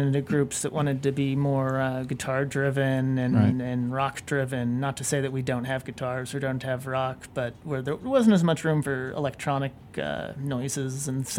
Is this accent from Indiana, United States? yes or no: yes; Bloomington, Indiana, United States; moved away as an adult; now in Chicago, United States; So I'm originally from Bloomington, Indiana. Moved to Chicago about 5 years ago.